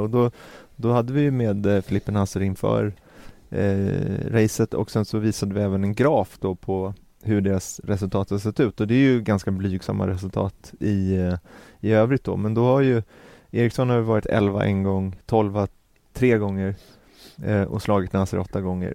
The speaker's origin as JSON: {"language": "Swedish", "country": "Sweden", "said": "som svensk"}